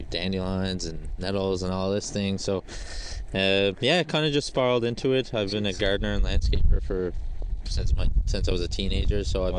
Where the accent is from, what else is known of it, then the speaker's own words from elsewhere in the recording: Southern Shore, Newfoundland and Labrador, Canada; also born or lived in The Battery, St. John's; I grew up on the Southern Shore.